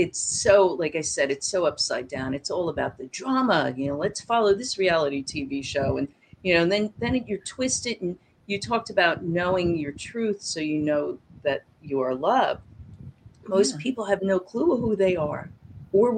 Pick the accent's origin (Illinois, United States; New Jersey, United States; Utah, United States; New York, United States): New Jersey, United States; moved away; also born or lived in Florida; I was born in New Jersey also